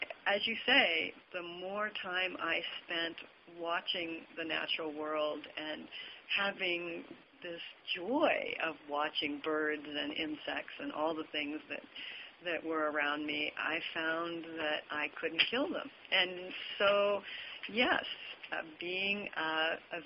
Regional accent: Montana, United States; I grew up in Montana, and I started on a cattle ranch

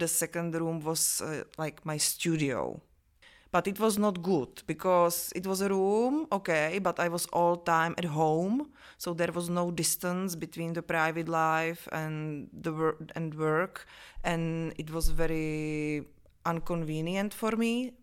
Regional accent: Vyškov, South Moravian Region, Czechia; English is a second language; also born or lived in Olomouc / Brno; now in Prague, Czech Republic; I was born in Vyškov. It's a small town between, uh, Brno and Olomouc in Moravia in Czech Republic

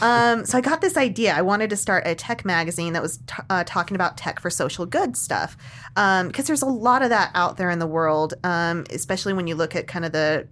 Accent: Sandy, Utah, United States; also born or lived in Washington, D.C.; I grew up in Utah. Grew up in Utah, Sandy, not too far from where we are now. Grew up here, went to the U of U for school.

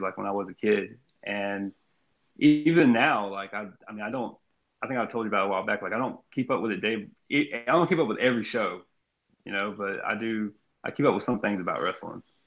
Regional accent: Jasper, Texas, United States; also born or lived in Austin, Texas / Kirbyville, Texas; we moved from Austin to Jasper, Texas and, or Kirbyville, Texas

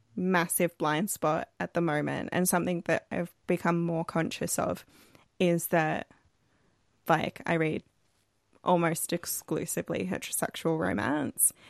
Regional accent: Australia; We're an Australian podcast

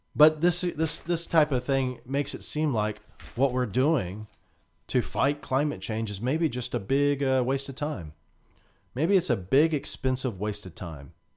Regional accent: United States; we as a American people

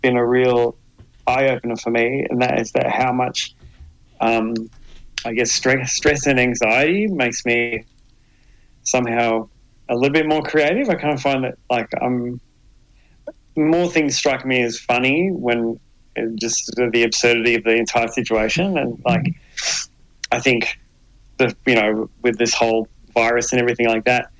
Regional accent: Adelaide, South Australia, Australia; also born or lived in Melbourne, Australia; now in Hobart, Australia; I grew up in Adelaide.

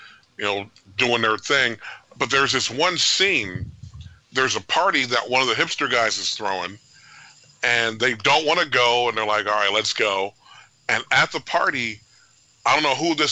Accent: Oakland, California, United States; I grew up in North Oakland

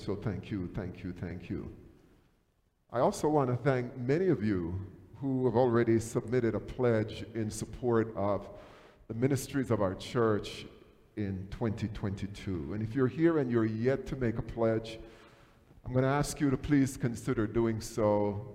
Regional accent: Jamaica; moved away; Growing up in Jamaica

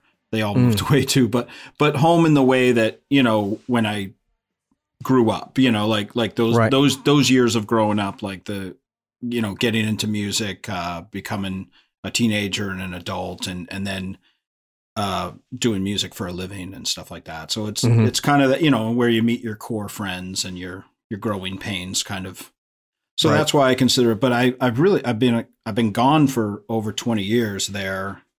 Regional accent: Phoenix, Arizona, United States; also born or lived in Boston; now in Los Angeles, United States; Up until I was like 11, but I was born in Boston, you know? So, so I do have this kind of back and forth West Coast, East Coast thing. And now my family all miraculously all moved back to Phoenix when I moved to LA 20 years ago.

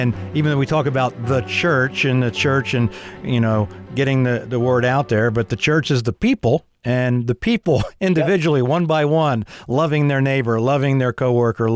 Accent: Philadelphia, Pennsylvania, United States; I grew up in the Philadelphia

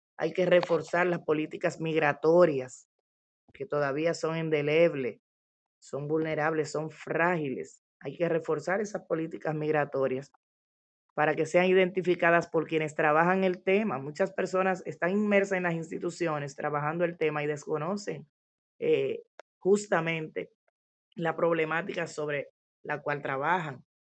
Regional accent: Dominican Republic; en nuestro país

